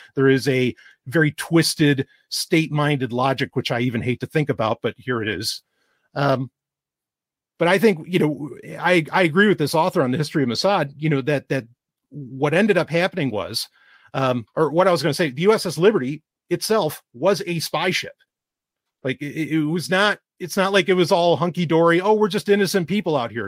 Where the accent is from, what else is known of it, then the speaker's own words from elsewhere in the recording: New York City, New York, United States; also born or lived in Utica, New York; I'm originally from New York City